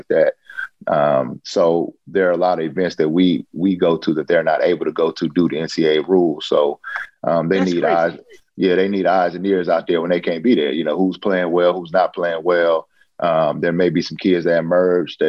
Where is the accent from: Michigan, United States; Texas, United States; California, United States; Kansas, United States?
California, United States; Oakland; I'm originally born and raised in Oakland, California.